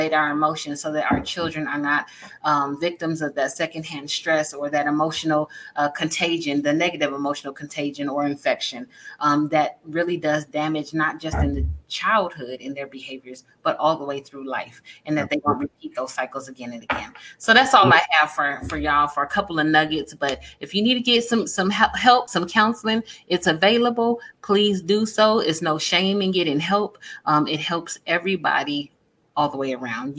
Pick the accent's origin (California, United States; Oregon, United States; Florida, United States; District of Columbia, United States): California, United States; San Diego; I'm from San Diego